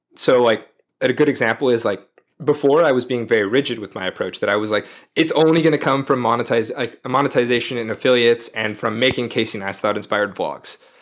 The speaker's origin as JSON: {"language": "English", "town": "Toronto", "region": "Ontario", "country": "Canada", "said": "I'm from Toronto originally."}